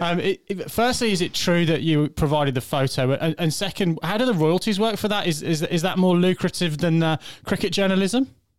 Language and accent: English; England, United Kingdom; accent: English; You'll, you'll tell from my accent, I'm a, an Englishman.